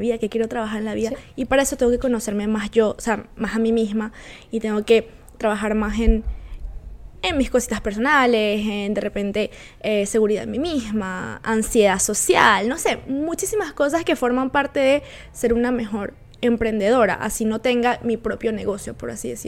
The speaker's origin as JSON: {"language": "Spanish", "town": "Valencia", "region": "Carabobo", "country": "Venezuela", "moved": "as an adult", "lives_now": "Quebec, Canada", "said": "yo también soy valenciana"}